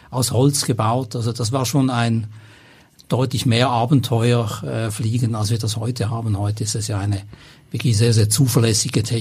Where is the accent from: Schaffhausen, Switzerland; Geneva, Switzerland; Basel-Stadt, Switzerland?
Basel-Stadt, Switzerland; Basel; moved away as an adult; also born or lived in Zürich; now in Hamburg, Germany; ich bin in Basel